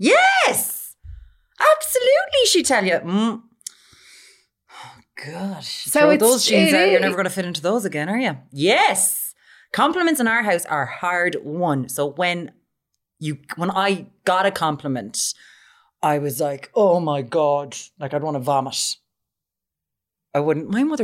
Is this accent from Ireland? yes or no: yes; Ireland; we're Irish.